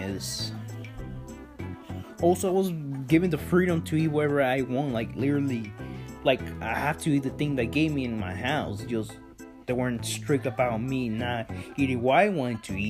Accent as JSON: {"language": "English", "country": "Mexico", "tie": "born or raised there", "said": "I was born in Mexico, so I eat like Mexican candy."}